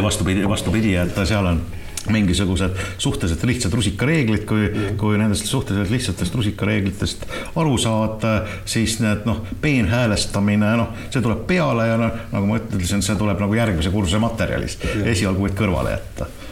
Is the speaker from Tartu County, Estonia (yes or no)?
yes; Tartu, Tartu County, Estonia; jah, ma olen Tartust